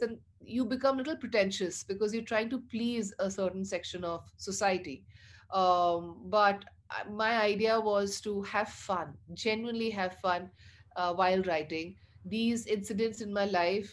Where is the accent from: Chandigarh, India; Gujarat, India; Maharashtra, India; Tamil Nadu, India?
Chandigarh, India; I was brought up in Chandigarh